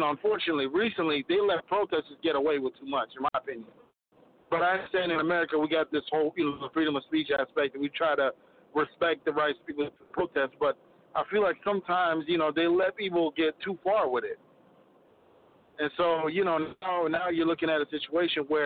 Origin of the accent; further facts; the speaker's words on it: Minneapolis, Minnesota, United States; I'm from Minneapolis